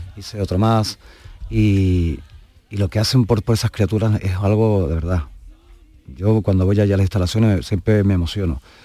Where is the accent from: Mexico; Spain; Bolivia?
Spain; Huelva, Andalusia; moved away; me voy unos días para, mi tierra y a ver a mi gente.